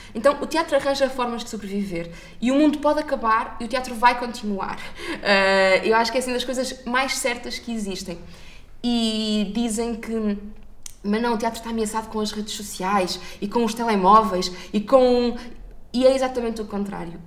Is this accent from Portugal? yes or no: yes; Maia, Norte, Portugal; à Maia, à minha terra